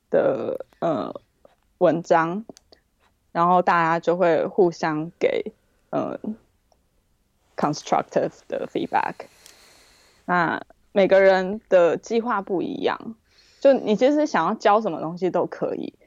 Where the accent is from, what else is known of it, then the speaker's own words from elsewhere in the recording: Taipei, Taiwan; moved away as an adult; also born or lived in New York, United States; now in London, United Kingdom; 我是台北人，啊，我父亲是外省人，我母亲是本省人。那我从小到大都是在台湾长大的